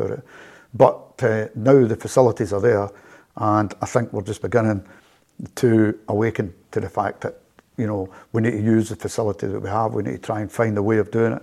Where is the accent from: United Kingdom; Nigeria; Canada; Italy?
United Kingdom; Glasgow, Scotland; also born or lived in Dundee; now in Helensburgh, United Kingdom; I grew up in Carmyle, just about maybe 2-3 miles from Celtic Park